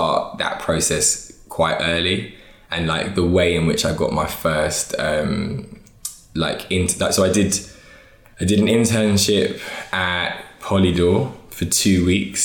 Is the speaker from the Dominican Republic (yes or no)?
no; London, United Kingdom; also born or lived in Hertfordshire; I live in North now, but I'm from West London, like between Ealing Common and Acton.